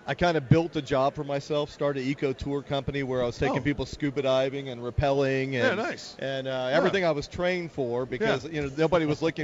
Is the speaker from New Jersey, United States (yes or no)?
no; Texas, United States; I'm from Texas